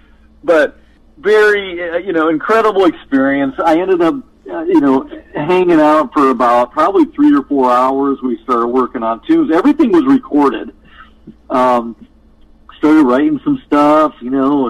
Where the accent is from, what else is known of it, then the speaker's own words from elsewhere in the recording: Midwest, United States; moved away; I grew up in the Midwest playing, three or four sets of rock and roll metal covers